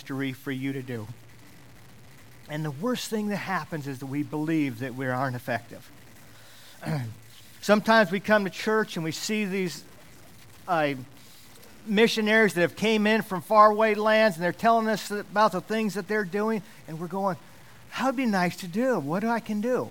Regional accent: Alaska, United States; I grew up in Alaska. I've lived here most all of my life.

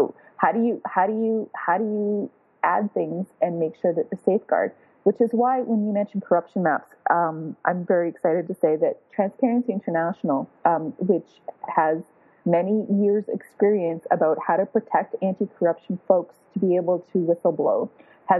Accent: Toronto, Ontario, Canada; I'm from Toronto, Canada

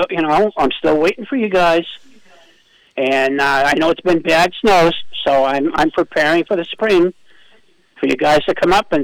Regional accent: Canada; I'm French Canadian because I play hockey and I played hockey and I did all that. And I'm a French Canadian.

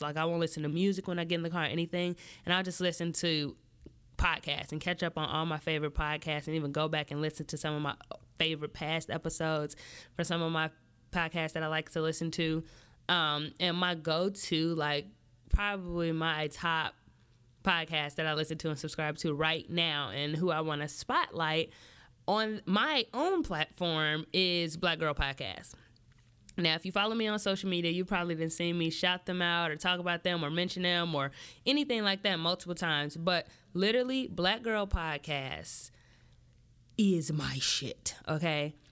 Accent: Midwest, United States; I'm born and raised in the Midwest

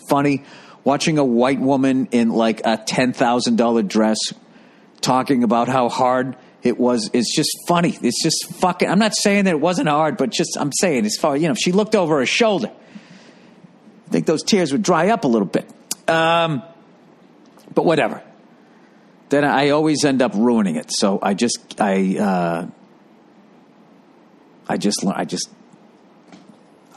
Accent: United States; as an American

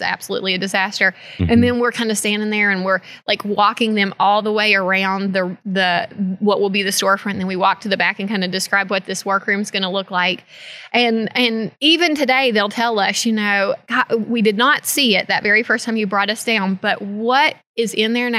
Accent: Princeton, United States; we're both from Princeton. And so born and raised here

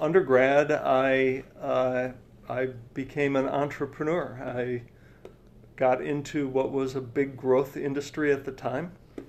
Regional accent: Milwaukee, Wisconsin, United States; also born or lived in Madison, Wisconsin / Utah; I'm a Wisconsin native. Yeah. I grew up in Madison and Milwaukee. It was in Madison 3rd through 5th grade, but you know, high school years in Milwaukee.

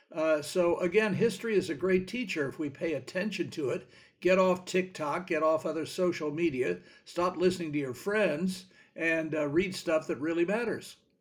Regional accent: Washington, District of Columbia, United States; when I was growing up in Washington

